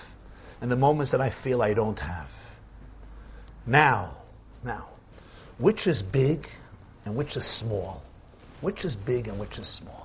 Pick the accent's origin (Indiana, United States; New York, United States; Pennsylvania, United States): New York, United States; New York City; born or raised there